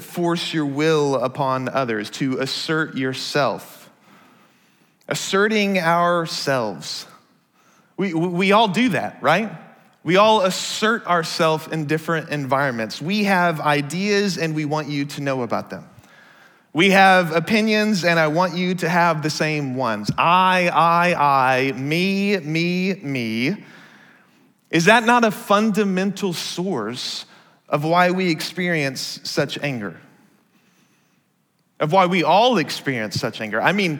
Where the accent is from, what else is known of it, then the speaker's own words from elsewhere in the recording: Dallas, Texas, United States; now in Seattle, United States; I grew up in the Dallas area, which means I was taught how to drive as a Texan